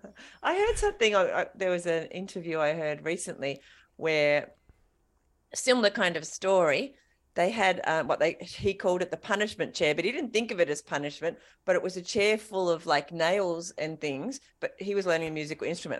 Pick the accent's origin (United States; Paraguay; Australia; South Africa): Australia; King Island, Tasmania; I grew up on King Island